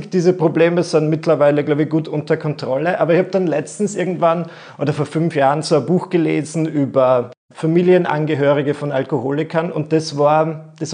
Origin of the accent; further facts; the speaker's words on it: Müllendorf, Burgenland, Austria; ich bin aufgewachsen in Müllendorf im Burgenland